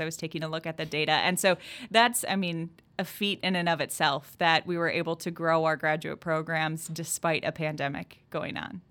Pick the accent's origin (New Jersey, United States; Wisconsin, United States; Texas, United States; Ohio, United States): Wisconsin, United States; Southwest; I'm from Southwest Wisconsin.